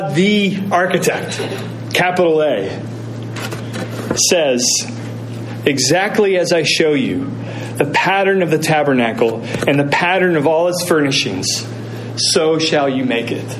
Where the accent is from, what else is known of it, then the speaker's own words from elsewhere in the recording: Indiana, United States; moved away; I'm a Hoosier. I was raised in Indiana.